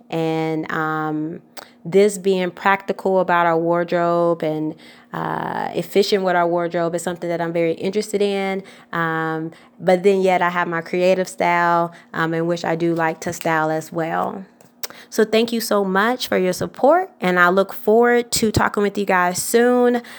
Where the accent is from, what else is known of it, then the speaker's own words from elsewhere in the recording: Atlanta, Georgia, United States; I'm from Atlanta, Georgia